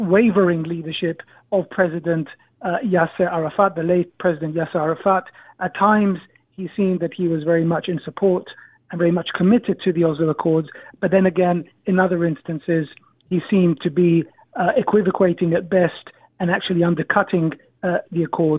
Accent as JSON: {"language": "English", "country": "Israel", "tie": "born or raised there", "said": "I grew up in Israel."}